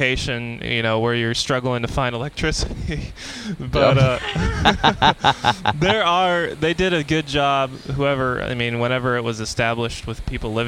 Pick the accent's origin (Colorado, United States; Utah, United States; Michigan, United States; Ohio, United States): Ohio, United States; since we're from Ohio